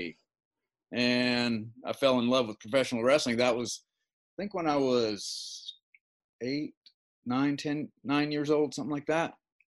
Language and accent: English; Oregon, United States; born or raised there; also born or lived in California